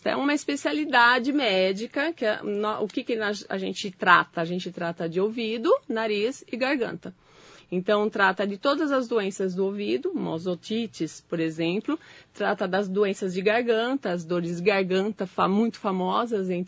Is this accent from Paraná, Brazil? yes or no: no; São Paulo, Brazil; aqui acho que no Alto Tietê, porque eu sou de São Paulo